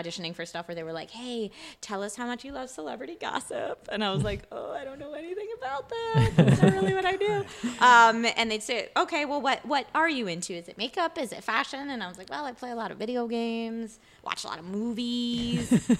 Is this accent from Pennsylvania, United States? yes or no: yes; Philadelphia, Pennsylvania, United States; accent: Philadelphia; Originally from Philadelphia, and I had a similar experience when I went to theater school. That they were like, "Hey, unless you only ever want to play characters from Philly, we're gonna beat this accent out of you."